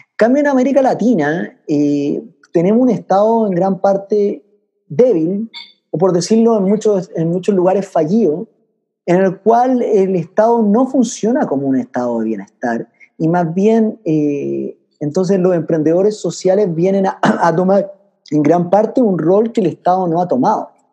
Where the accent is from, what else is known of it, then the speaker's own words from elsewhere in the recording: Chile; also born or lived in France / Switzerland; yo siendo chileno